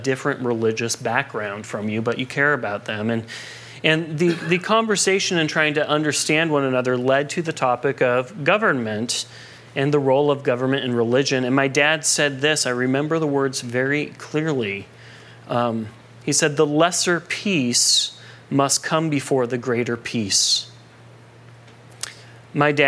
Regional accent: United States; Growing up in America

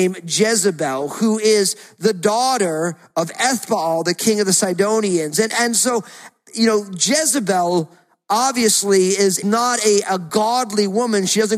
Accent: United States; growing up outside of New York, we rooted for all the New York sports team

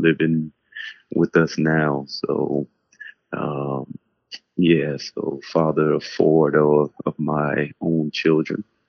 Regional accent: New York City, New York, United States; moved away as an adult; now in Newark, United States; I grew up in New York City between Harlem and the Bronx in the 80s

